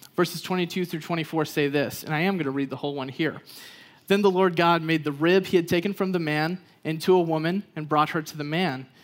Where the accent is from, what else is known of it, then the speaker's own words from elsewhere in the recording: Texas, United States; I grew up in Texas